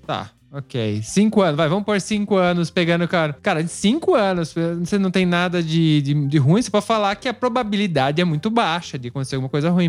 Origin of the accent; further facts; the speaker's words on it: Brazil; a gente é brasileiro